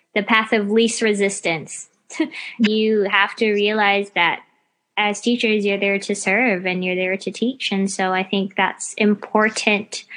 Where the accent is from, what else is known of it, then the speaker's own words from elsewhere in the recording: United States; now in Melbourne, Australia; I grew up in the States